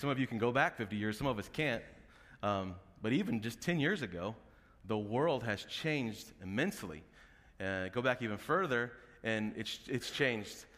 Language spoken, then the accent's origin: English; Oklahoma, United States; moved away; I'm from Oklahoma